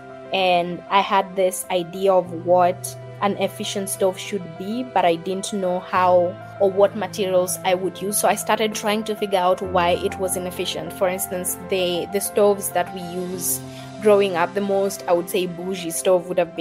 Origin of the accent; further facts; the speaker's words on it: Nairobi, Kenya; I grew up in Mukuru, one of the biggest slums here in Nairobi